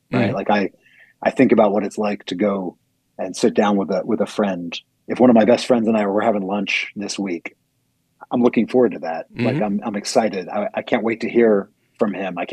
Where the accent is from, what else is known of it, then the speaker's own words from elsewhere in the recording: United States; as American Christians